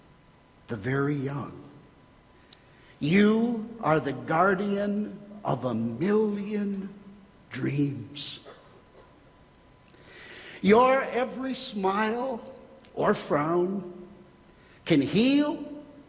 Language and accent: English; Minnesota, United States; I'm from Minnesota